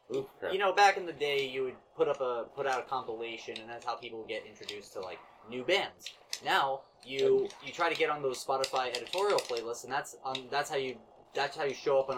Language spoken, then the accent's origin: English; Fort Lauderdale, Florida, United States; I grew up in South Florida, like Fort Lauderdale area.